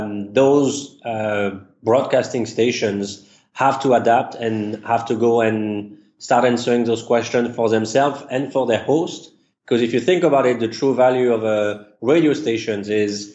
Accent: Paris, Île-de-France, France; English is a second language; moved away as an adult; now in United States; As you can tell from the accent, I was actually born and raised in Paris, and I migrated to the U.S. about 12 years ago

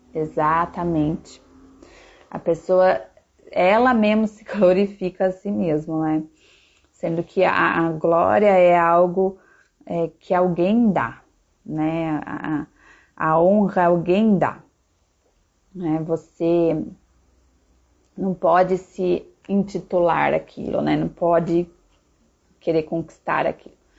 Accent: Piracicaba, São Paulo, Brazil; eu sou brasileira, então a minha cidadania é brasileira, né? Nasci numa cidade chamada Piracicaba, que está dentro do país chamado Brasil.

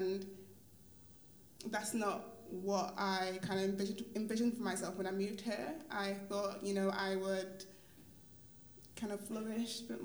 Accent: Manchester, North West England, United Kingdom; moved away as an adult; now in London, United Kingdom; I moved to London just over a year ago. I'm from Manchester originally

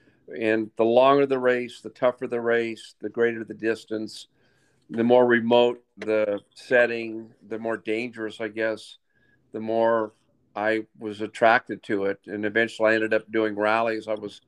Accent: Las Vegas, Nevada, United States; I was born and raised in Las Vegas and out in Vegas Valley, Paradise Valley. Not much to do out there in the 60s and 70s growing up, but there was a lot of desert around there.

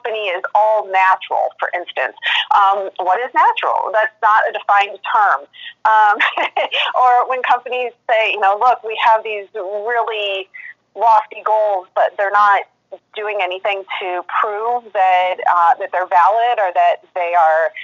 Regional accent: St. Louis, Missouri, United States; also born or lived in East Coast; I am in St. Louis, Missouri, mostly born and raised here in the Midwest

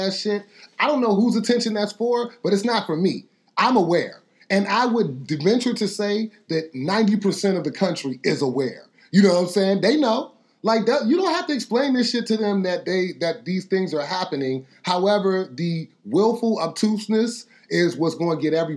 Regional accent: United States; I'm from America

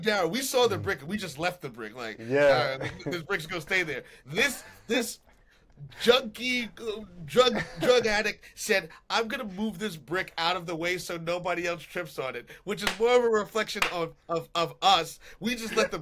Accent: New York, United States; born and raised in New York

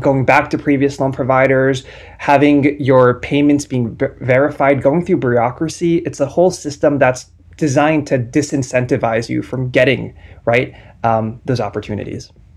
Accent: New Jersey, United States; moved away; I'm from New Jersey. Uh, I'm, I'm a product of New Jersey Public Schools

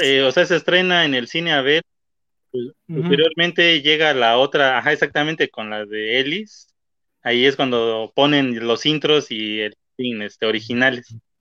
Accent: Oaxaca, Mexico; Cuando regreso a mi ciudad, yo soy de Oaxaca

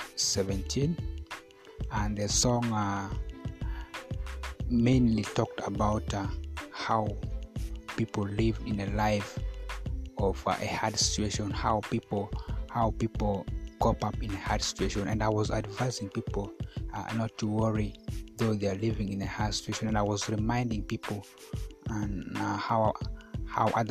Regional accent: Koboko, Northern Region, Uganda; now in Arua, Uganda; I was selected from Koboko to represent Kakwa

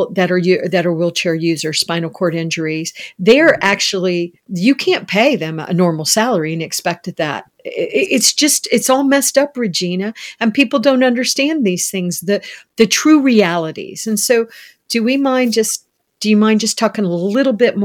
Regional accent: United States; as an American

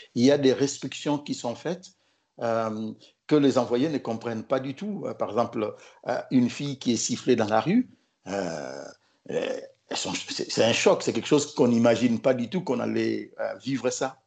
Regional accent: Kinshasa, DR Congo; moved away as an adult; also born or lived in Morocco; now in Tunisia; je suis du Congo Kinshasa

